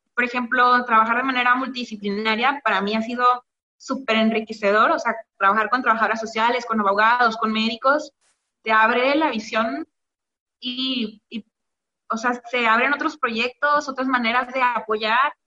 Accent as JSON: {"language": "Spanish", "region": "Quintana Roo", "country": "Mexico", "tie": "born or raised there", "said": "yo nací en Quintana Roo, pero mi familia es de origen veracruzano y oaxaqueño."}